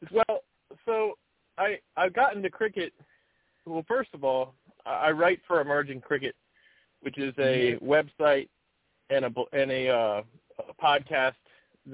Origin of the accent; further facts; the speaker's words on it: Maryland, United States; I grew up in Maryland